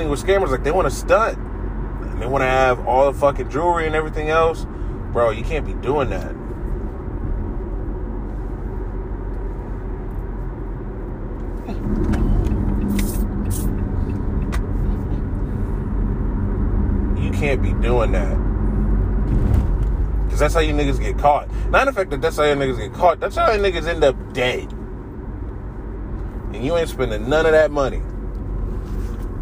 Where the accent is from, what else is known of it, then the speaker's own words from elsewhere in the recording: Columbus, Ohio, United States; accent: middle of the road Midwest; I grew up in Columbus, so we don't really have a southern, like, you would think I'd have a more southern accent, but it's very much middle of the road Midwest